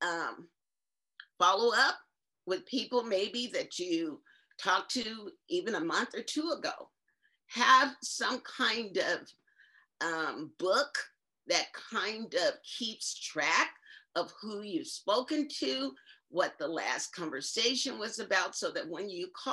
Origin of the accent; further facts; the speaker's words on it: Indio, California, United States; I grew up in Indio, California, which is near Palm Springs.